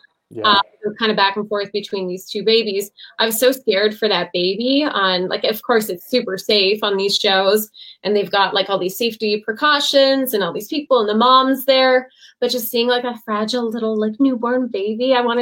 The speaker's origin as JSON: {"language": "English", "town": "Sault Ste. Marie", "region": "Ontario", "country": "Canada", "tie": "born or raised there", "said": "I'm in my hometown, Sault Ste. Marie"}